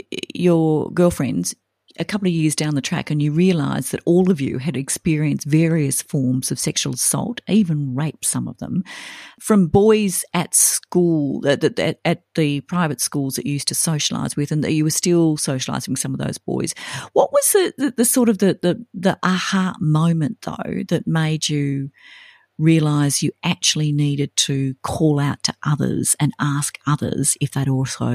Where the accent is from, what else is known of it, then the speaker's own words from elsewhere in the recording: Sydney, New South Wales, Australia; me and my friends did growing up in Sydney and attending private schools.